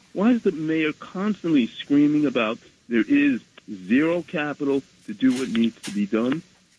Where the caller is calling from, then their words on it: Bronx, New York, United States; Bronx, New York.